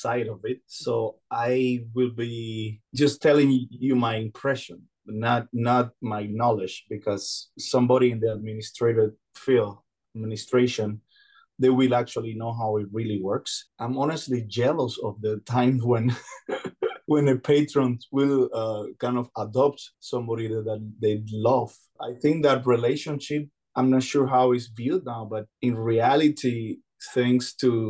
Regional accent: Cuba; born there; English is a second language; I was born in Cuba, yes.

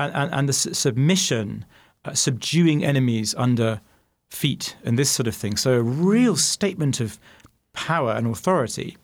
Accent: United Kingdom; now in Phoenix, United States; as a Brit

